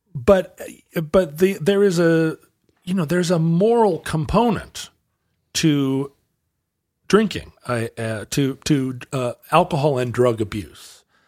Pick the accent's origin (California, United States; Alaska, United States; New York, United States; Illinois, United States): Alaska, United States; Growing up in Alaska